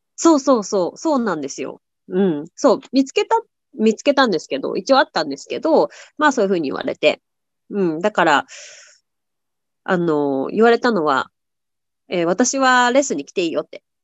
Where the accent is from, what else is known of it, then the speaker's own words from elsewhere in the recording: Tokyo, Japan; moved away as an adult; now in United States; 私は日本の東京出身なんですけど